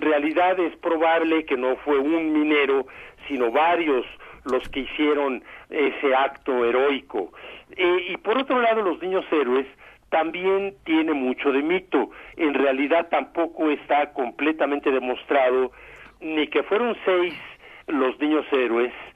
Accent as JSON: {"language": "Spanish", "country": "Mexico", "said": "soy mexicano"}